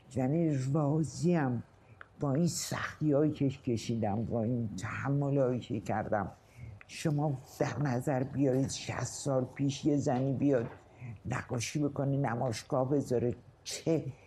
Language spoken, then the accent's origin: Persian; Mashhad, Razavi Khorasan, Iran; من در سال 1315 در مشهد متولد شدم